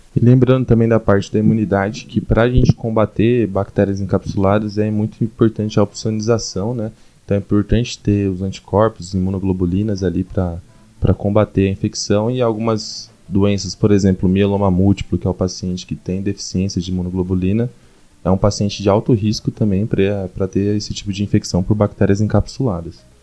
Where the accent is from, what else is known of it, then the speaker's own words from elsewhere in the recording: Cuiabá, Mato Grosso, Brazil; moved away as an adult; now in São Paulo, Brazil; Sou de Cuiabá, fiz, vim para São Paulo fazer a residência